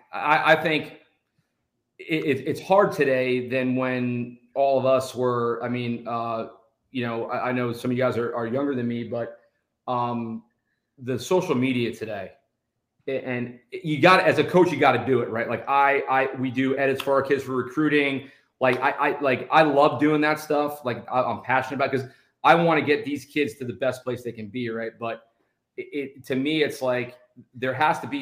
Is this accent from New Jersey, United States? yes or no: yes; New Jersey, United States; now in Florida, United States; I'm from New Jersey, so I grew up in the Herschel Walker New Jersey General days